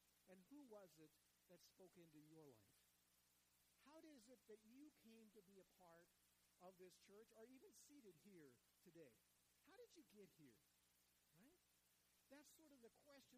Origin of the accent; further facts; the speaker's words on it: Ulysses, Kansas, United States; moved away; also born or lived in Enid, Oklahoma; I grew up in Ulysses, Kansas